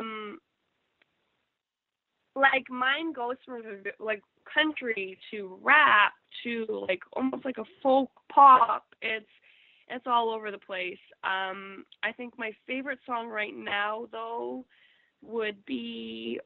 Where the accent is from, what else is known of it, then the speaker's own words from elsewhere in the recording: Canada; as a Canadian